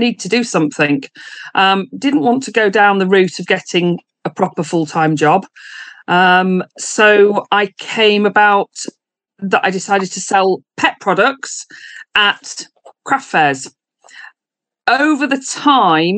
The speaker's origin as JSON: {"language": "English", "region": "Yorkshire and the Humber", "country": "United Kingdom", "said": "I am from East Yorkshire and I run Distinctive Pets"}